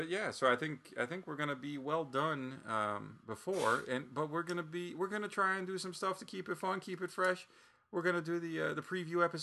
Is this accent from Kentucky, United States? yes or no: yes; Bardstown, Kentucky, United States; this episode as I grew up in Bardstown, Kentucky.